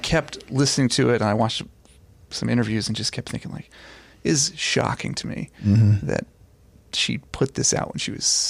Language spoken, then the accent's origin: English; Dayton, Ohio, United States; Singer-songwriter, born and raised in Dayton, Ohio. Mm-hmm. That's where I live now, again, currently with my wife and our four kids.